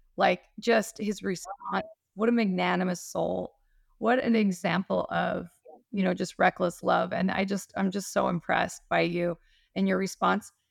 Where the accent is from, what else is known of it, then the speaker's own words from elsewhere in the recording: Utah, United States; now in Hawaii, United States; I'm from Utah